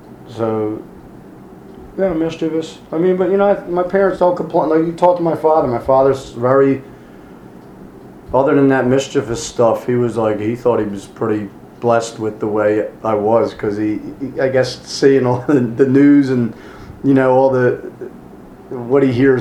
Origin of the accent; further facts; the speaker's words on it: Philadelphia, Pennsylvania, United States; I grew up in Northeast Philly